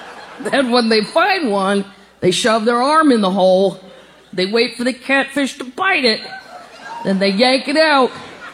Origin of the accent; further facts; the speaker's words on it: Missouri, United States; I was not aware that this is illegal in my home state of Missouri.